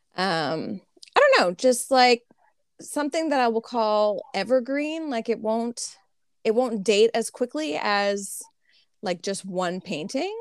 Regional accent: Canada; I'm Canadian

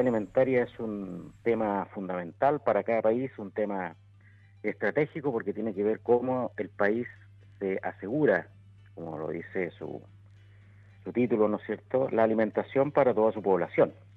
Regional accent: Chile; yo como chileno

